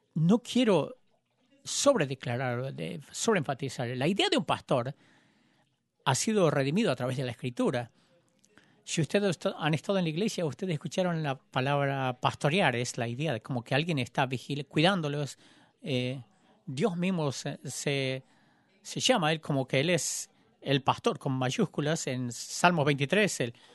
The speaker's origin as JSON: {"language": "Spanish", "town": "Joplin", "region": "Missouri", "country": "United States", "tie": "born or raised there", "said": "había venido a Joplin, en mi ciudad"}